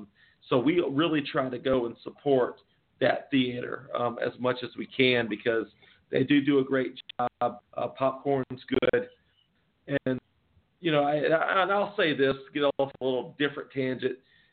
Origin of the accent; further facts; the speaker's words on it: Springfield, Georgia, United States; there's actually a local theater in my hometown that it's a theater that's been open. It's been there for 150 years, Springfield, Georgia.